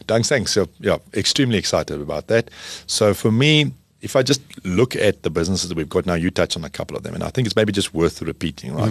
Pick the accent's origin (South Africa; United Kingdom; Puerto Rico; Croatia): South Africa; as a South African